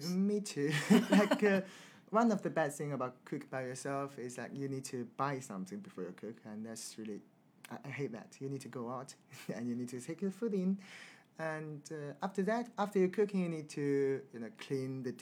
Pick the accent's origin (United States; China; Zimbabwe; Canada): China; now in London, United Kingdom; So for me, I'm from China, so I like Chinese food